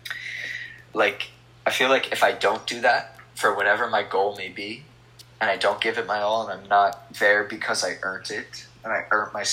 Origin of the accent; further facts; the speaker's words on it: Hawaii, United States; being from Hawaii